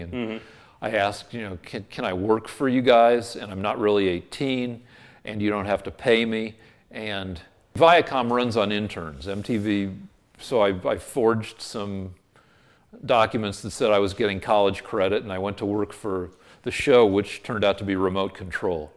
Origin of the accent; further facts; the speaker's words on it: Boulder, Colorado, United States; moved away; also born or lived in Albuquerque, New Mexico; University of Colorado, which is my hometown school